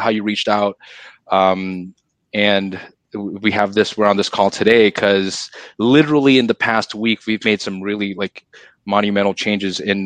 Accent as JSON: {"language": "English", "country": "Singapore", "said": "I'm Singaporean, so in Singapore you have to serve your country."}